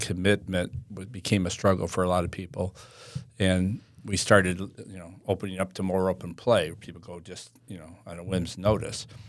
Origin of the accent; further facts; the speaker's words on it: Toledo, Ohio, United States; moved away as an adult; now in Winter Haven, United States; I'm born and raised in Toledo, Ohio